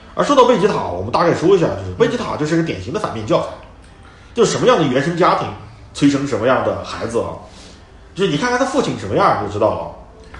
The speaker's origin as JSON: {"language": "Chinese", "country": "China", "said": "我们中国人"}